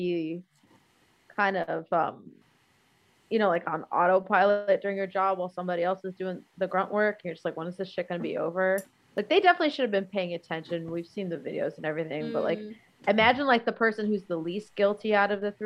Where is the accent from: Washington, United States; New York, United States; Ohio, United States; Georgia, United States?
New York, United States; New York City; I grew up in the Bronx too